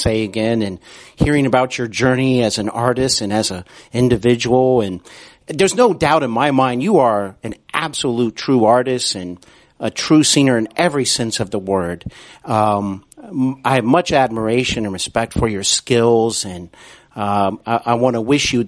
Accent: Cincinnati, Ohio, United States; I'm here in Cincinnati, Ohio, back in my hometown where I broadcast

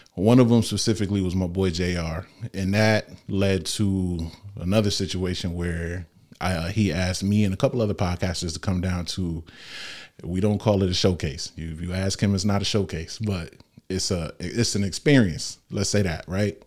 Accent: Norwalk, United States; I was born in Norwalk Hospital.

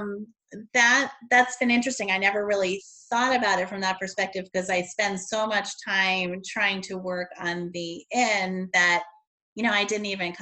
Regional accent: Connecticut, United States; moved away; I grew up in Connecticut

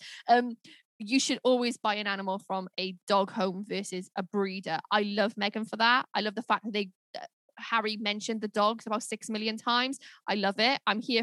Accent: United Kingdom; we're British

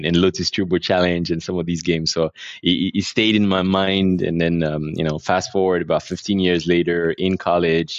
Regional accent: Abidjan, Côte d’Ivoire; We're based here. I was born and raised here, and I live here with my family.

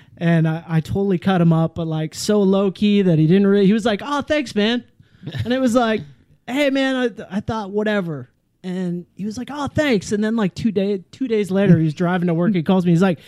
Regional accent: Ontario, Canada; born there; I was born in Eastern Canada in Ontario.

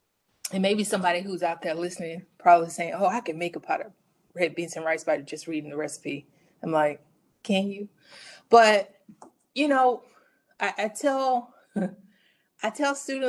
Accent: the South, United States; I grew up in the South.

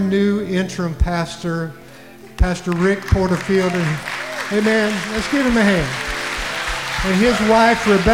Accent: West Virginia, United States; I'm from West Virginia

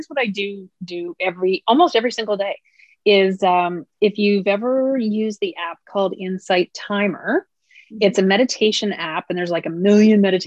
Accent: Nova Scotia, Canada; I come from Nova Scotia where we have some pretty gorgeous coastline

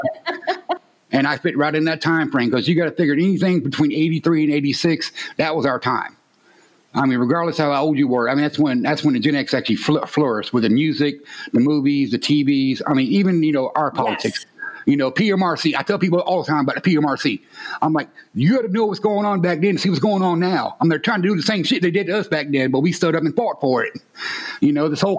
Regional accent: Orlando, Florida, United States; accent: Southern; moved away as an adult; also born or lived in Ohio / Tennessee / Washington State; now in Georgia, United States; I'm fourth generation born and raised Florida, in Orlando

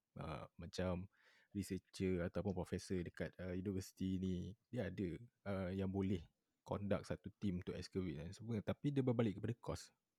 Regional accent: Kota Tinggi, Johor, Malaysia; Aku asal daripada Kota Tinggi hmm. Johor juga

